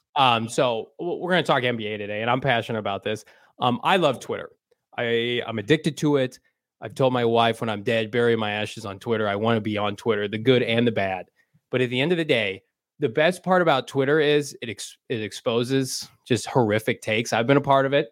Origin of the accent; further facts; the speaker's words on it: Illinois, United States; we're from Illinois